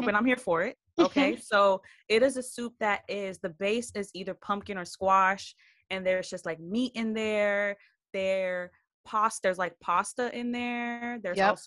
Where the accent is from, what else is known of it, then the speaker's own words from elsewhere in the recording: Miami, Florida, United States; we were born in Miami, and that's like one of the main Haitian hubs